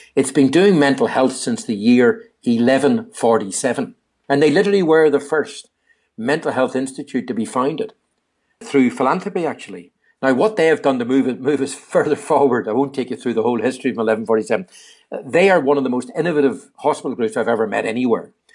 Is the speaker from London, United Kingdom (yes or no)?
no; Northern Ireland, United Kingdom; moved away; my home country again called Age, N I, Age Northern Ireland